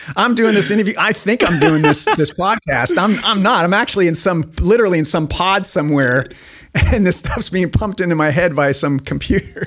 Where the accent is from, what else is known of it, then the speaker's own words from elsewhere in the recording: Spokane, Washington, United States; I'm this dork from Spokane, Washington